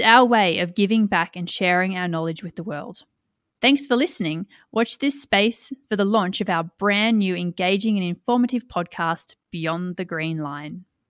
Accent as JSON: {"language": "English", "country": "Australia", "also_born_or_lived": "Tamworth, New South Wales", "said": "I'm an Australian living in regional New South Wales in the city of Tamworth"}